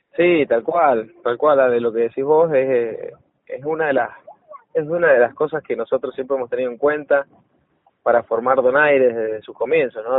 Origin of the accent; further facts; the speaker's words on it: San Juan, Argentina; De cómo somos los sanjuaninos